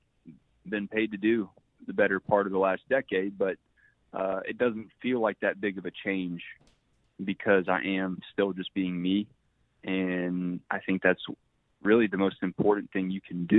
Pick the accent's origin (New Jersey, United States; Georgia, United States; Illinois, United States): Georgia, United States; growing up in Georgia